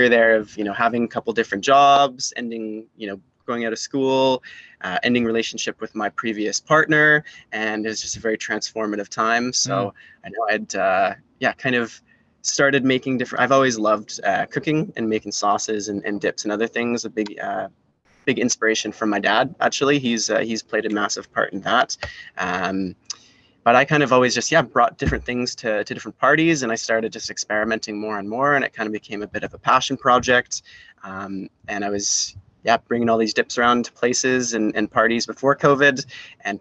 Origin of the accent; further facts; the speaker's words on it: Salt Spring Island, British Columbia, Canada; now in Victoria, Canada; I grew up over on Salt Spring Island, was a born and raised Islander over there